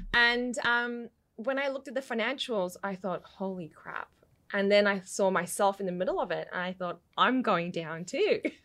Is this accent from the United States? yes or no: no; Western Victoria, Australia; accent: mixed; also born or lived in London, United Kingdom; I moved to Australia when I was four and, um, lived out west